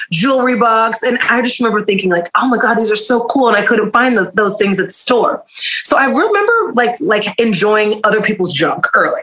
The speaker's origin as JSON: {"language": "English", "town": "Oklahoma City", "region": "Oklahoma", "country": "United States", "tie": "born or raised there", "said": "I'm from Oklahoma City, born and raised."}